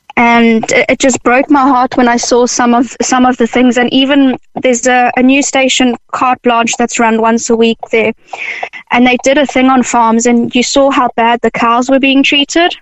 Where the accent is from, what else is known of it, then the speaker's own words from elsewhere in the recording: South Africa; now in Ireland; I'm initially from South Africa